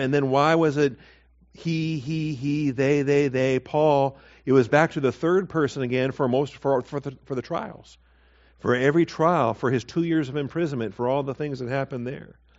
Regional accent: Seattle, Washington, United States; moved away as an adult; also born or lived in Texas; I was born in Seattle, but you know, I didn't get to Texas till till I was 21

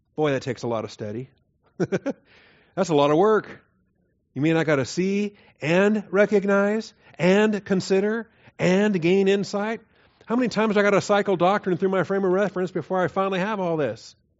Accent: the Northwest, Pacific Northwest, United States; moved away; I grew up in the Northwest

